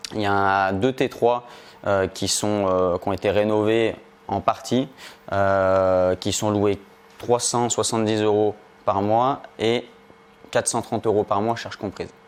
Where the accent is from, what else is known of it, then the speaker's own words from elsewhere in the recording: Lyon, Auvergne-Rhône-Alpes, France; je viens euh, de Lyon, proche de Lyon